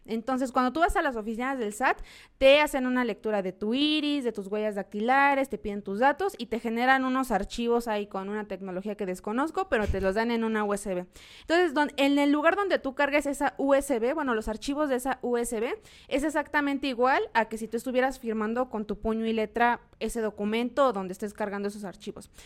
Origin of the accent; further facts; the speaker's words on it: Mexico; como mexicanos